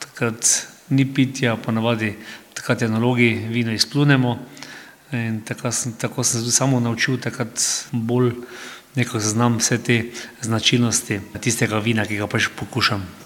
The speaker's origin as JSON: {"language": "Slovenian", "country": "Slovenia", "said": "smo Slovenci"}